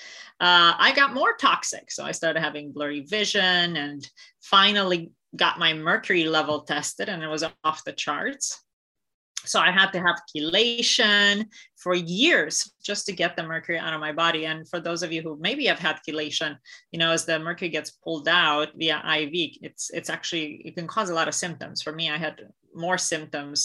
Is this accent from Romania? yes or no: yes; Romania; moved away; I grew up in Romania